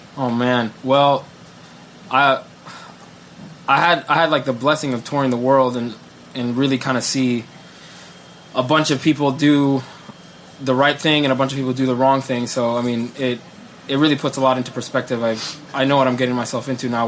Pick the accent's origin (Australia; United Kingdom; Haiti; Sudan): Sudan; also born or lived in Ohio; now in New York, United States; I'm originally from Sudan